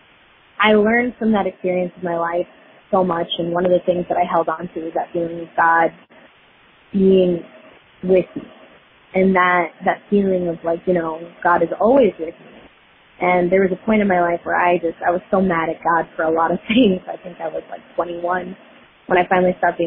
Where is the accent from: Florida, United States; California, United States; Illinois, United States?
Florida, United States; Fort Lauderdale; now in Dallas, United States; born and raised in Fort Lauderdale, currently living in Dallas